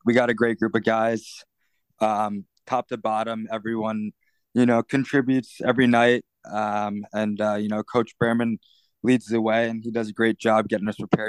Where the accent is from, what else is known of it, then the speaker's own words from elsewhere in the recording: Mahwah, New Jersey, United States; moved away as an adult; now in Tucson, United States; I'm actually back in my hometown, Mahwah, New Jersey. I've been here for about a week now.